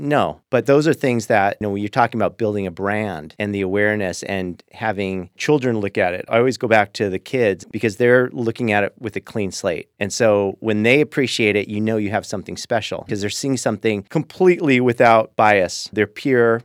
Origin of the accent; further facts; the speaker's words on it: Lakewood, Washington, United States; also born or lived in West Los Angeles; where I grew up in Lakewood